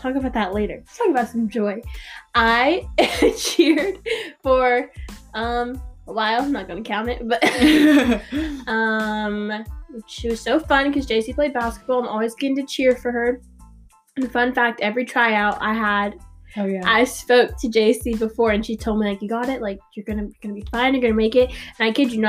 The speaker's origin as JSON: {"language": "English", "town": "Norman", "region": "Oklahoma", "country": "United States", "tie": "born or raised there", "also_born_or_lived": "Tulsa, Oklahoma", "said": "I was born in Tulsa but moved here I think I was 8 years old. I moved to Norman just because my dad got a new job"}